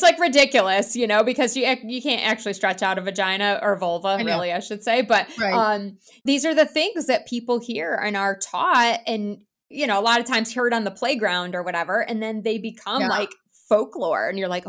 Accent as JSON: {"language": "English", "region": "New York", "country": "United States", "tie": "born or raised there", "said": "No, I grew up in New York. Yeah. Okay. State New York. But of course I escaped because as soon as I could move, I was like, it is too cold here for me."}